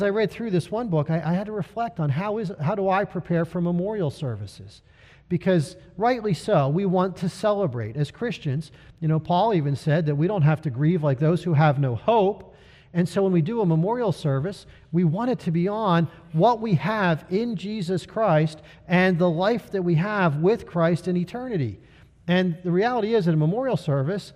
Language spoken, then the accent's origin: English; United States; as Americans